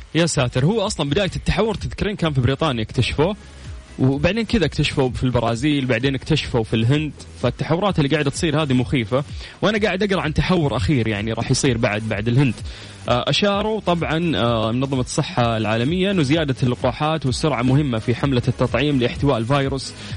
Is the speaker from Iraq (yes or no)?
no; Saudi Arabia; عندنا في السعوديه